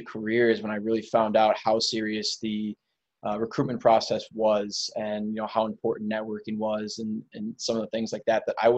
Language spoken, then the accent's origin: English; Minneapolis, Minnesota, United States; I'm from the Minneapolis area, Minneapolis, Minnesota. I've lived here my whole life, you know, grew up in the area